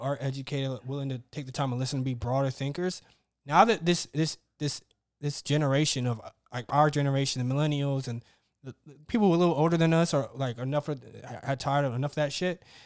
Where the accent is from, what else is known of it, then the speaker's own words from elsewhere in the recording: Mississippi, United States; I grew up in Mississippi.